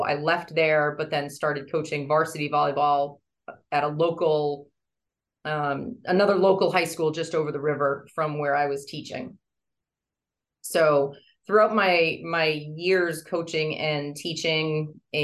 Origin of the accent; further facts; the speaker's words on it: Nashua, New Hampshire, United States; I grew up in Nashua, New Hampshire